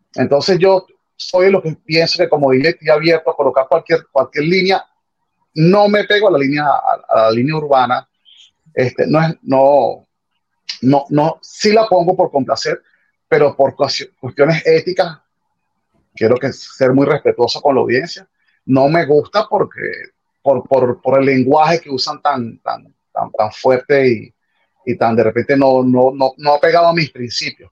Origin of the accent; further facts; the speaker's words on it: Caracas, Capital District, Venezuela; now in Miami, United States; soy de Caracas, Venezuela, de una parroquia que se llama El Valle